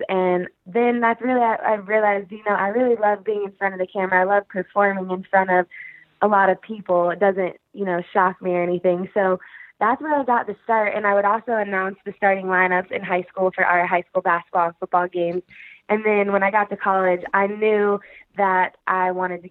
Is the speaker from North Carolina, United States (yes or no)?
yes; Raleigh, North Carolina, United States; I grew up in Raleigh